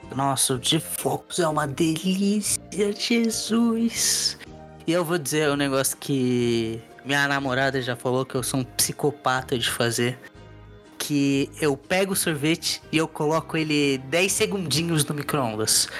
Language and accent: Portuguese; Brazil; moved away; Tá no meu RG que eu sou brasileiro